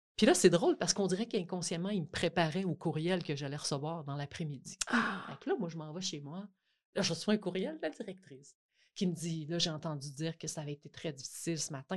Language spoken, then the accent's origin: French; Côte-Nord, Quebec, Canada; moved away; je viens de la Côte-Nord. je suis retournée retravailler dans mon école